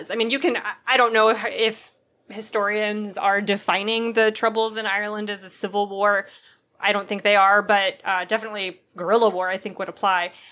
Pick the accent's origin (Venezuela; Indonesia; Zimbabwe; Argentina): Venezuela; English is a second language; I'd not mentioned before, but I'm originally from Venezuela, and though my country hasn't gone through a civil war in the strict sense